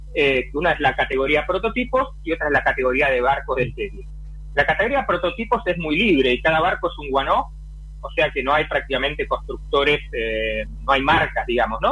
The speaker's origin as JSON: {"language": "Spanish", "region": "Buenos Aires", "country": "Argentina", "tie": "born or raised there", "moved": "as an adult", "lives_now": "Europe", "said": "nací en Buenos Aires, navegué casi toda mi vida náutica en Argentina"}